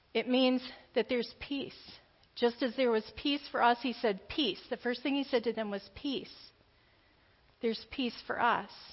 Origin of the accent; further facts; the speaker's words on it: the South, United States; I grew up in the South. But my family was all from the Appalachia region of Kentucky